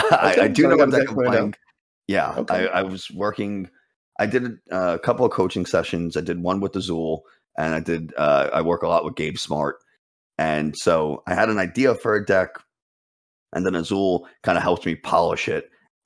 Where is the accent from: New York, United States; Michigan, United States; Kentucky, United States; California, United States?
New York, United States; New York City; New York City.